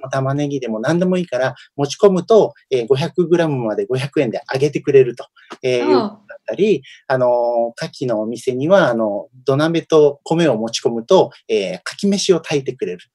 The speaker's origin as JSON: {"language": "Japanese", "town": "Omuta", "region": "Fukuoka", "country": "Japan", "tie": "born or raised there", "also_born_or_lived": "Setagaya, Tokyo", "moved": "yes", "said": "私、福岡県の大牟田 市っていうところの出身で"}